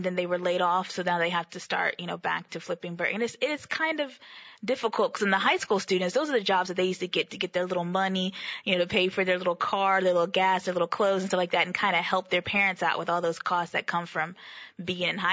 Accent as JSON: {"language": "English", "town": "Houston", "region": "Texas", "country": "United States", "said": "we're from the Houston area"}